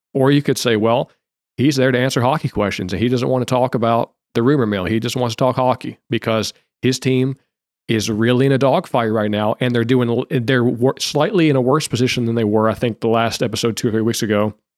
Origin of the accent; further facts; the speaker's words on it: Detroit or Grand Rapids, Michigan, United States; I'm from Detroit or Grand Rapids